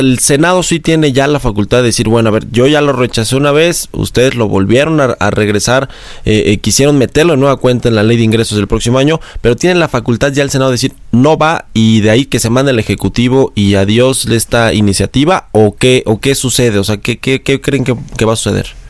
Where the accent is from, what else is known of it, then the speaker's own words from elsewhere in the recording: Mexico; nuestro país